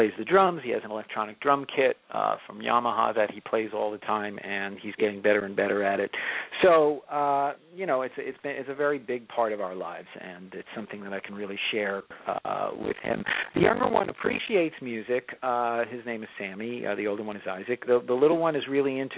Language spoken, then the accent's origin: English; Long Island, New York, United States; also born or lived in Baltimore; I grew up on Long Island